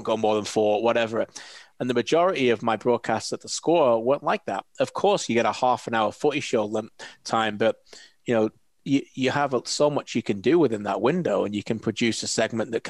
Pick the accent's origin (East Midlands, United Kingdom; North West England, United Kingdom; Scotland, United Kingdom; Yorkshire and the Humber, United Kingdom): North West England, United Kingdom; Preston; moved away as an adult; now in Canada; I'm from Preston, a couple of Northwest lads.